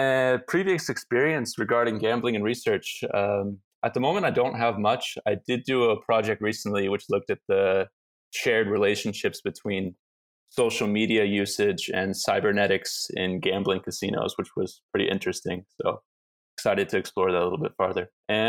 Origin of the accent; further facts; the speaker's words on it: Ventura, California, United States; I'm from California. If you can't tell from the accent, a small surf town named Ventura, which is about an hour and a half north of LA.